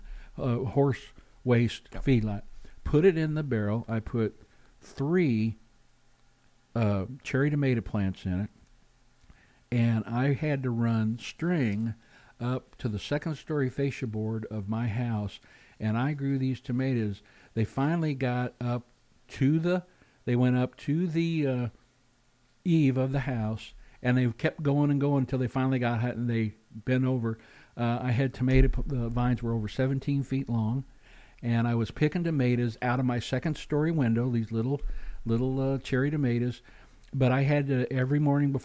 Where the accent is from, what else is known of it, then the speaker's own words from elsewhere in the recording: Missouri, United States; now in Alaska, United States; I'm from Missouri originally, central and southwest